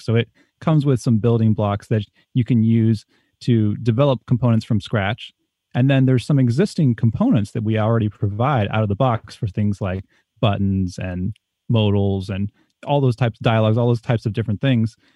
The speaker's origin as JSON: {"language": "English", "region": "East Coast", "country": "United States", "tie": "born or raised there", "moved": "as an adult", "said": "I grew up on the East Coast"}